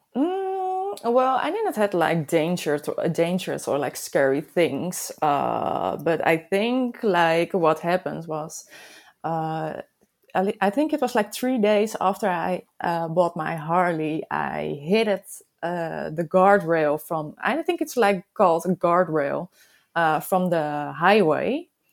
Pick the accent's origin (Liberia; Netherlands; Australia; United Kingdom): Netherlands; I'm from the Netherlands, of course. I live close to Amsterdam